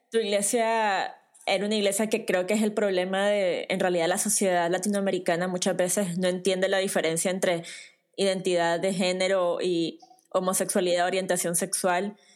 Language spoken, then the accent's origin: Spanish; Nicaragua; no podés darte una idea de cómo es el contexto de crecer en una familia tradicional nicaragüense